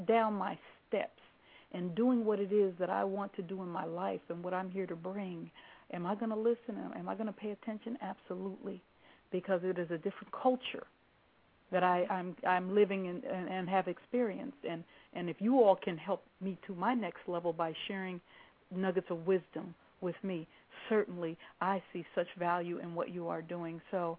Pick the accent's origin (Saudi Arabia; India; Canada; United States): Saudi Arabia; By the way, I'm from Saudi.